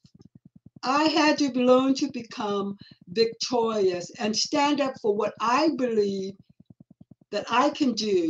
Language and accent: English; Los Angeles, California, United States; also born or lived in Hawaii / Nevada / Westlake Village; I was born and raised in Los Angeles